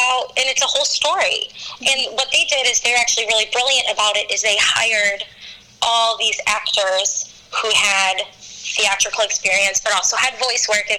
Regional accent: Chicago, Illinois, United States; moved away; I'm from Chicago

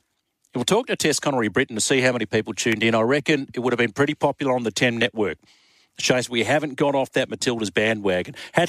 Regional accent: Australia; as an Australian

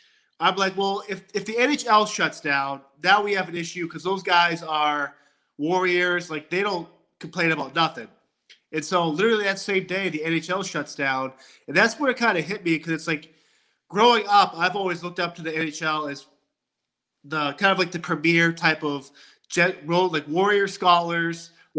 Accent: Boston, Massachusetts, United States; I'm from Boston, so I've always grew up a Boston Bruins fan.

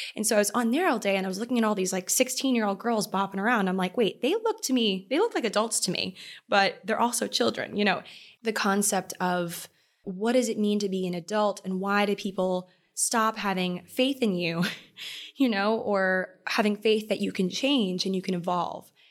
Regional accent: Maryland, United States; moved away; I love the nautical vibe of Maryland. I love my hometown

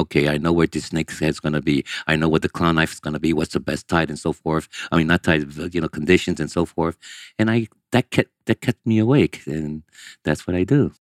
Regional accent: Manhattan, New York, United States; first language Portuguese; English is a second language; also born or lived in Brazil; Growing up in Manhattan is the Spanish Harlem, Delancey Street. When you have a young Asian kid in that environment that doesn't speak English, directly from Brazil, and your translator speaks Spanish and I speak Portuguese.

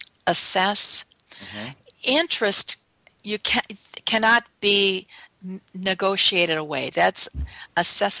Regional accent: north of Chicago, Illinois, United States; I grew up in Illinois, north of Chicago, and in our suburbs

